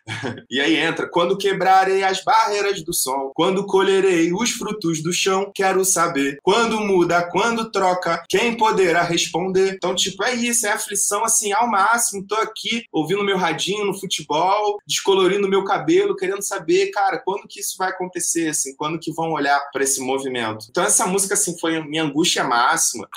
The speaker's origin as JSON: {"language": "Portuguese", "region": "Rio de Janeiro", "country": "Brazil", "tie": "born or raised there", "also_born_or_lived": "Guaratiba", "said": "um cara que é de Campo Grande, que nasceu em Campo Grande"}